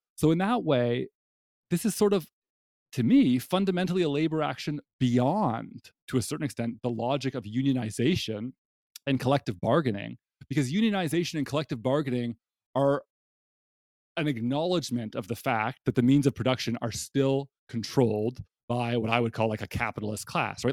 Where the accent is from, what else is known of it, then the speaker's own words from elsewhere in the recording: Canada; now in United States; as a Canadian living in the United States